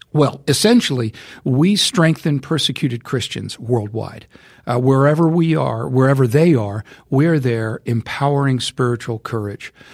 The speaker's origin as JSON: {"language": "English", "country": "United States", "said": "I'm an American"}